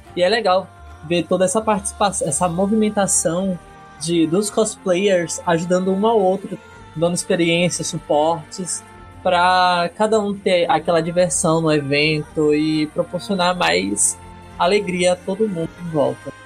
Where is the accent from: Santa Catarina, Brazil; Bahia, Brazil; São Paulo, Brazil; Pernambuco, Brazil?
Bahia, Brazil; Salvador; Sou de Salvador, Bahia